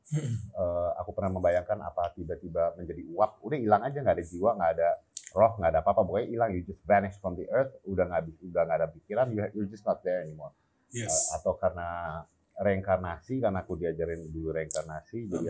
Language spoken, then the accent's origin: Indonesian; Jakarta, Indonesia; also born or lived in England; aku lahir di Inggris. Lahir di Inggris saja. Cuman aku besar di Jakarta.